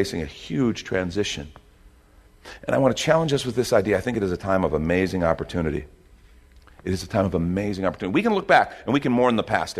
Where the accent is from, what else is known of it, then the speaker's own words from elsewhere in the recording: United States; as an American